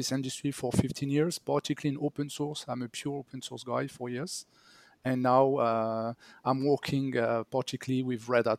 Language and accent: English; France; I'm from France too.